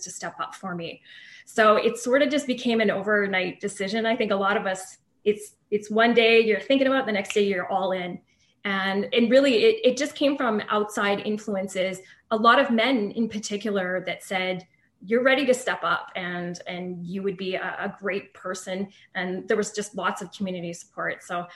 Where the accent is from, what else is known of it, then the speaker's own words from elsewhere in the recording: Spruce Grove, Alberta, Canada; also born or lived in Edmonton; So I grew up in Spruce Grove. Not born, but raised certainly in Spruce Grove.